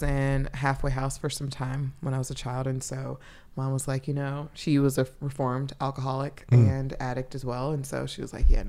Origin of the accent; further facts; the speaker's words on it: Atlanta, Georgia, United States; also born or lived in New York; So Maryland is my ninth state, I believe. And so I born and raised in Atlanta, Georgia. Most of my childhood was spent there, but then moved between there and New York.